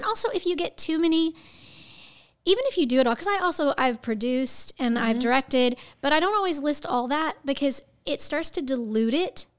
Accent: Houston, Texas, United States; I'm from Houston, Texas, and that's the big theater in our town.

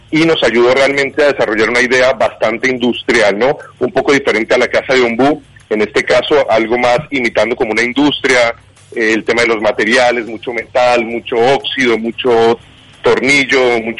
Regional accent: Colombia; now in Uruguay; yo soy colombiano, hace 15 años vivo en este hermoso país y he visto la evolución de cero

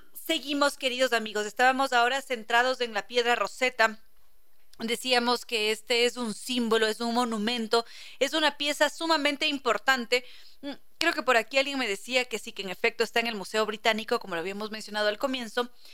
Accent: Ecuador; aquí en el Ecuador

